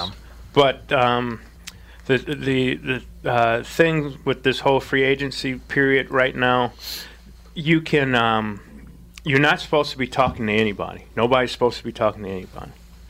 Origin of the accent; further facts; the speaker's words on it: St. Louis, Missouri, United States; As I stated earlier, I'm from St. Louis.